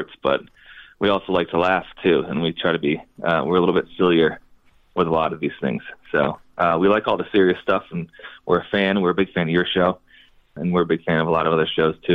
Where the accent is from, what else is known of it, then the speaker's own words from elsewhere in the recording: Jamestown, New York, United States; we were all born and raised in Western New York. Yeah, about an hour from Buffalo, New